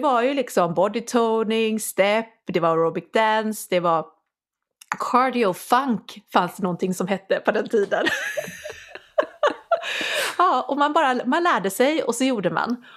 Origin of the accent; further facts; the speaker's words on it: Sweden; moved away as an adult; also born or lived in London / Scotland; jag är från Sverige